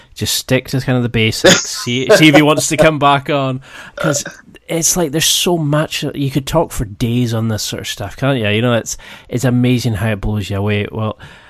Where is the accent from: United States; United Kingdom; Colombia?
United Kingdom; I'm British